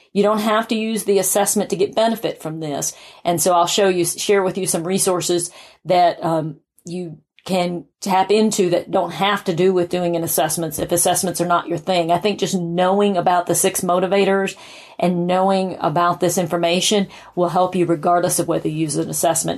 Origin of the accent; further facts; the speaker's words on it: South Carolina, United States; moved away as an adult; now in Atlanta, United States; I had moved to Atlanta from my hometown of South Carolina